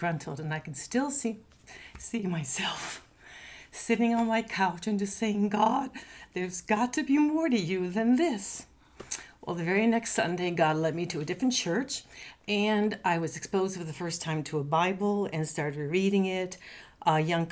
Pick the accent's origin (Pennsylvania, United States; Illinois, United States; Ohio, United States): Illinois, United States; Chicago; moved away as an adult; now in Knoxville, United States; I grew up in Chicago